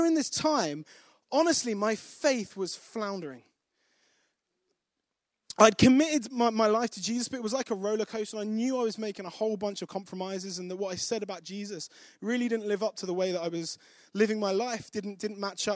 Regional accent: Kent, South East England, United Kingdom; now in Nottingham, United Kingdom; I grew up in Kent, not far from here, 50 minutes on the high speed from St. Pancras.

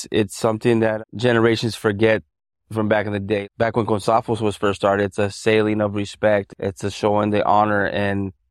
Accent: El Paso, Texas, United States; born there; also born or lived in Albuquerque; now in Las Vegas, United States; Uh, I was born in El Paso, Texas. My dad was in the military, and we moved back to Albuquerque.

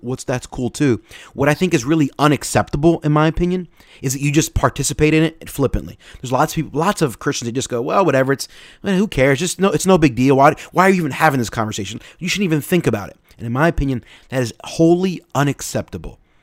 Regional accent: United States; we're American

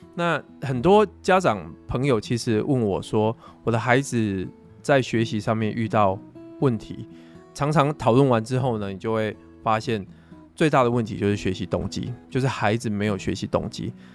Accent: Pingtung County, Taiwan; 都是在屏东长大的

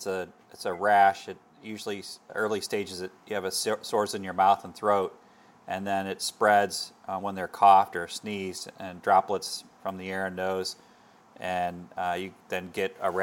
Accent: Bloomington, Indiana, United States; I was born in Bloomington. That's where my parents met.

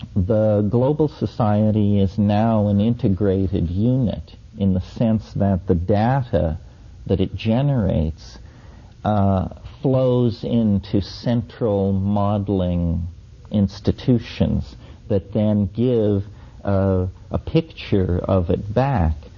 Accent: near Mesa Verde, Four Corners area of Colorado, United States; as a child, I grew up near Mesa Verde in the Four Corners area of Colorado

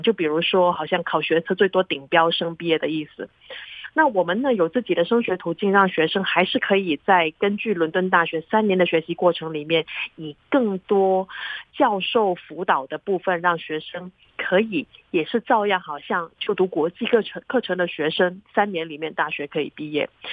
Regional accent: Hong Kong; also born or lived in Singapore; now in Taiwan; 我从小在香港长大

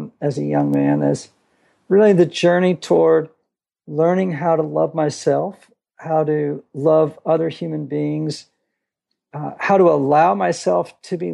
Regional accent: Greenwich, Connecticut, United States; now in Nashville, United States; I grew up in Greenwich, Connecticut, about 30 miles from New York City.

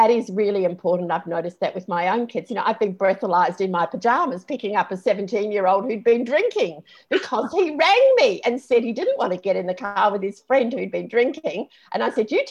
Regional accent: New Zealand; moved away; a friend that I grew up with in New Zealand

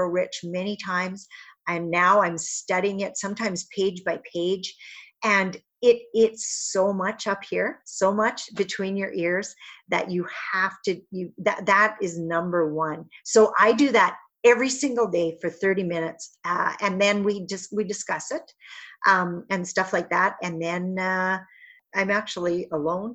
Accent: Northern Saskatchewan, Canada; I'm from Northern Saskatchewan, but not that far north.

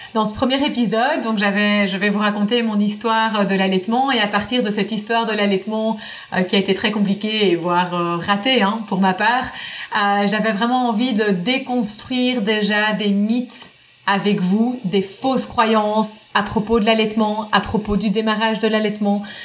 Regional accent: Belgium; moved away as an adult; now in United States; je suis belge, je vis aux États-Unis depuis maintenant presque 7 ans

